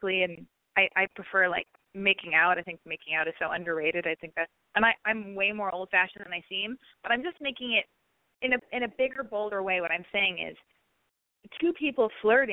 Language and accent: English; Los Angeles, California, United States; I was born and raised in Hollywood, in Los Angeles